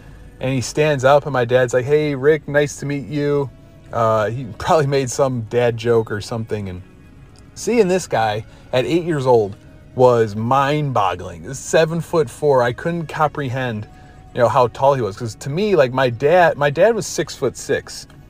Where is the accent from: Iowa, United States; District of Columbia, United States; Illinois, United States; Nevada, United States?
Illinois, United States; Chicago; I'm from Chicago.